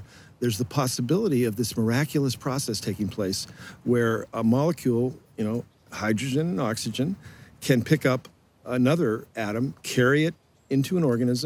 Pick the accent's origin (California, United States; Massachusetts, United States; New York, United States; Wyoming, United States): Massachusetts, United States; outside of Boston; I grew up outside of Boston, in a rural area, not close to the ocean